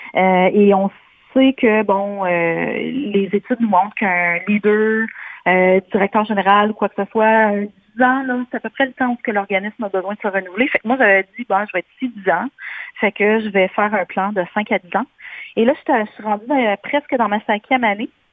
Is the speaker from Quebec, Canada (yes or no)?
no; White River, Ontario, Canada; moved away as an adult; also born or lived in Sudbury / Barrie; j'ai fait mon secondaire, etc., dans le nord euh, de l'Ontario, une petite place qui s'appelle White River